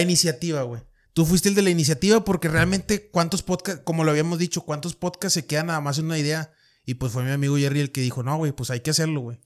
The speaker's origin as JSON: {"language": "Spanish", "town": "Monterrey", "region": "Nuevo León", "country": "Mexico", "said": "soy de Monterrey"}